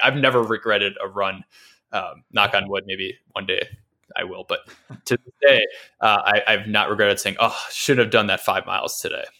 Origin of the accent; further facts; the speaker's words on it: Midwest, United States; also born or lived in Dallas, Texas; now in San Francisco, United States; growing up in the Midwest